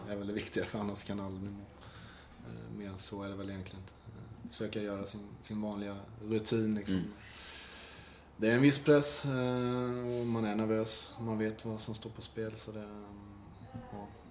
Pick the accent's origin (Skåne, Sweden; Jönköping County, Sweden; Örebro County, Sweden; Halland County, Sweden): Jönköping County, Sweden; Nässjö; mamma hemma i Nässjö och, Saras föräldrar i Nässjö